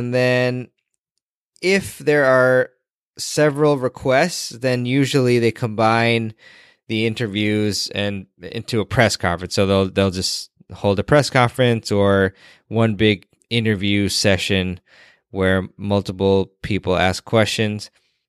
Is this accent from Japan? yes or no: no; Washington, District of Columbia, United States; the City Open, which is in my hometown area of Washington, D.C.